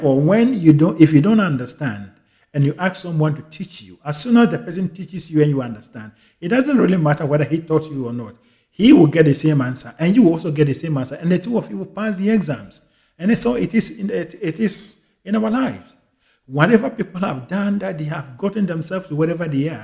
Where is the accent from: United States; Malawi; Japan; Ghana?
Ghana; I am a Ghanaian